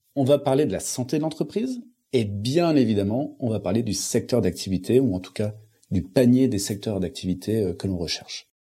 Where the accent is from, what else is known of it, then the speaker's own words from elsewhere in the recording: Lille, Hauts-de-France, France; je viens de Lille